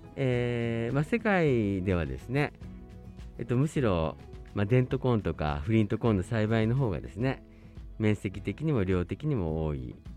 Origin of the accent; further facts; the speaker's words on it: Kobe, Hyogo, Japan; moved away as an adult; now in Hokkaido, Japan; 私はあの兵庫県の神戸市出身でして